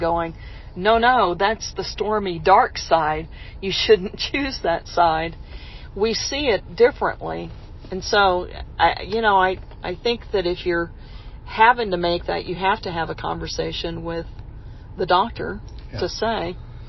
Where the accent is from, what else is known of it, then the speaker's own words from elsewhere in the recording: Texas, United States; my home state